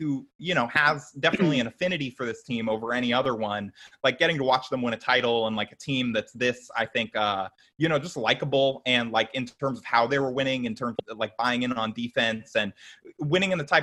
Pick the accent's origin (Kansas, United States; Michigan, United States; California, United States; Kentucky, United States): California, United States; Orange County; I grew up in Orange County